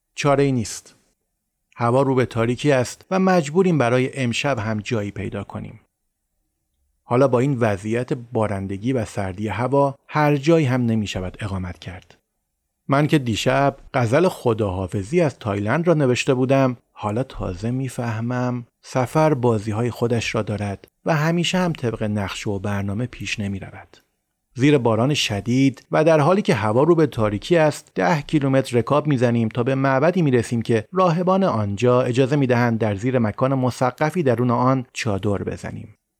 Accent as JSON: {"language": "Persian", "country": "Iran", "said": "ما ایرانی هستیم"}